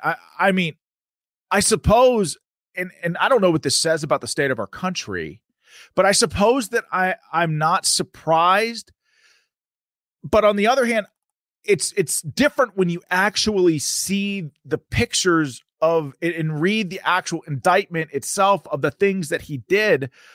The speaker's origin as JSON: {"language": "English", "region": "Pennsylvania", "country": "United States", "said": "I'm from Pennsylvania."}